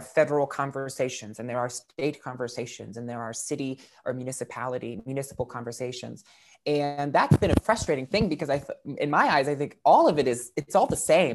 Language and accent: English; West Virginia, United States; I'm a West Virginian